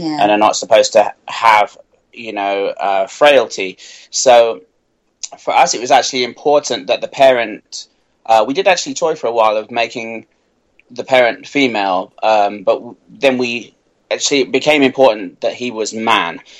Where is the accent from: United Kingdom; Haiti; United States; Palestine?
United Kingdom; moved away; I'm British